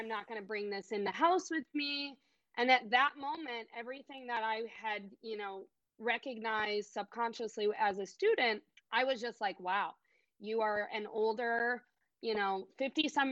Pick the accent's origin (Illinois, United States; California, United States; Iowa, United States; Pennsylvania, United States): Illinois, United States; Chicago; I was born and raised in Chicago, Illinois.